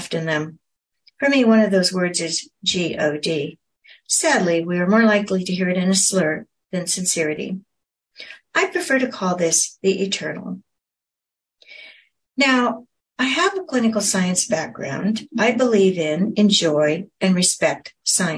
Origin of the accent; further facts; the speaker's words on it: North Oregon coast, United States; I grew up on the North Oregon coast